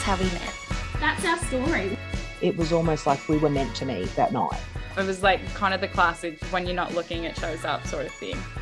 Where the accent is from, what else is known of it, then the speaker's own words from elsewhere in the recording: Australia; I was from Australia.